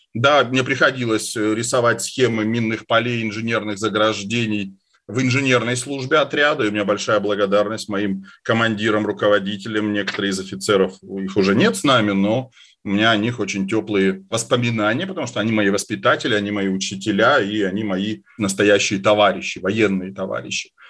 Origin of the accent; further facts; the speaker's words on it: Caucasus, Russia; moved away; я вырос на Кавказе